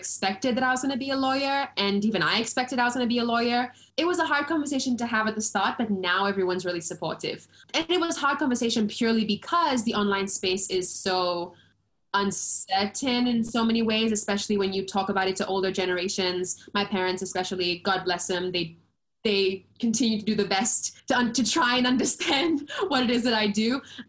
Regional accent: Seychelles; also born or lived in London; I am originally from the Seychelles Islands, born and raised

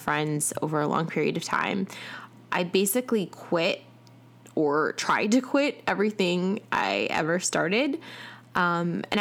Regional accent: Chicago, Illinois, United States; now in Atlanta, United States

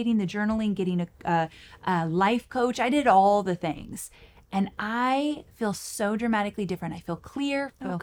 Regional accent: Southern California, United States; moved away as an adult; now in Nashville, United States; I'm a Southern California girl

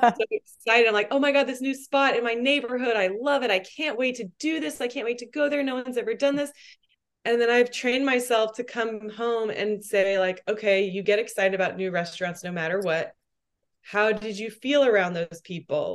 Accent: Texas, United States; also born or lived in New York; now in Austin, United States; I'm from Texas

